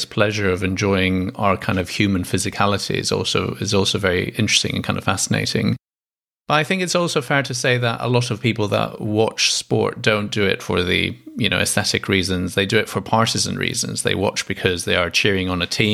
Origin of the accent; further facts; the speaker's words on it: Greece; I'm Greek, and I grew up in Greece